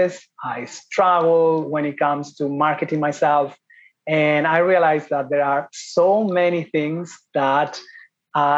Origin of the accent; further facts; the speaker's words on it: Spain; moved away as an adult; also born or lived in Ireland / Italy / Thailand; I am from Spain